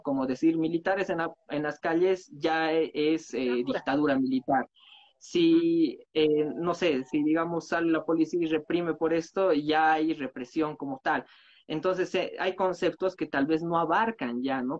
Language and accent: Spanish; Bolivia; nosotros como bolivianos